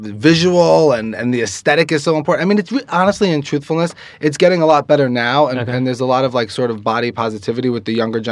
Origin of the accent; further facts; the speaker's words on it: New York City, New York, United States; I grew up in Queens, by the way, not far from here.